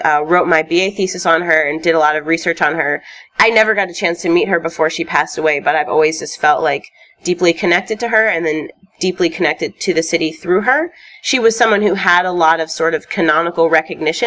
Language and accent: English; Chicago, Illinois, United States; I grew up in Chicago, went to Chicago Public Schools